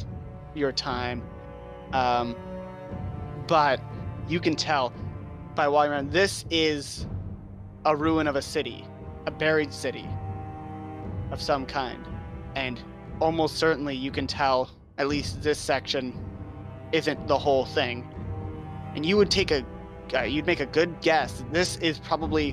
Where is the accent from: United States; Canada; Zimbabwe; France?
Canada; being a Canadian